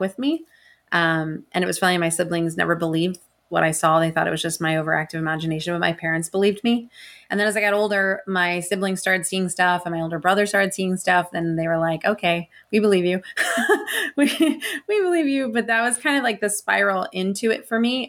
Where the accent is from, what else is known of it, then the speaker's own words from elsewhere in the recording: Estes Park, Colorado, United States; also born or lived in Tucson, Arizona; I was born in Tucson, Arizona, and then I grew up in Estes Park